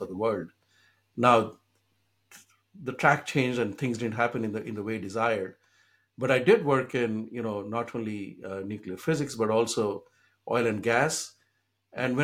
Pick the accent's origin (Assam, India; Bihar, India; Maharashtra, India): Bihar, India; now in Boston, United States; When I grew up in India, in the state of Bihar, which is still one of the poorest states in the country